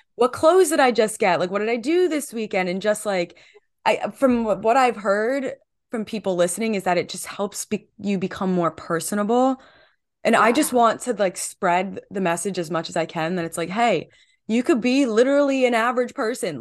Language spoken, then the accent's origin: English; New Jersey, United States; I'm from New Jersey and an hour away yeah. from New York City